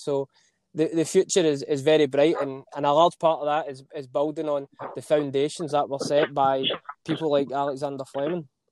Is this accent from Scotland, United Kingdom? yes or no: yes; Scotland, United Kingdom; accent: Scottish; my Scottish accent